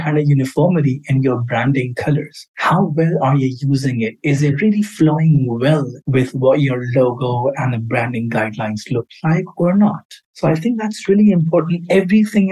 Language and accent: English; Karachi, Sindh, Pakistan; moved away as an adult; also born or lived in London, United Kingdom; I was born and raised in Karachi, Pakistan